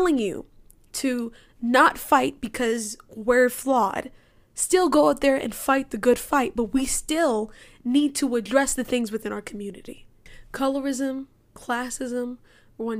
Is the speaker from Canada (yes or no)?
no; Cayman Islands; also born or lived in United States; I grew up in the Cayman Islands. I still live in the Cayman Islands, even though I go to school in the United States